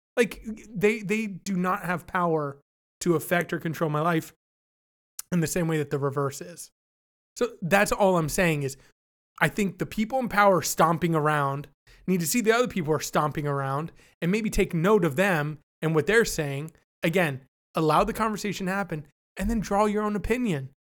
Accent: Canada; I'm not an American. I'm Canadian.

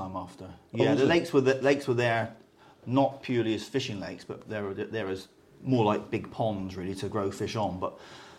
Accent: Somerset / Devon, South West England, United Kingdom; also born or lived in Taunton, Somerset / Dartmoor, Devon; West Country, lad, all my life, yeah. Born in Somerset, which isn't very far away.

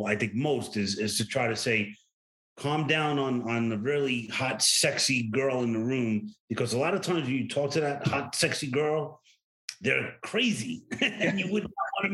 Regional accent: New York City, New York, United States; I was born and raised in New York City.

